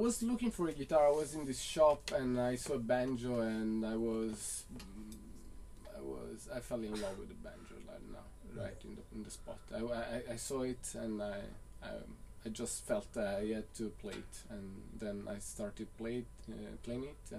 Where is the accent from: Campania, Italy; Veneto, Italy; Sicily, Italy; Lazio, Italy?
Campania, Italy; Naples; English is a second language; From Napoli, Italia.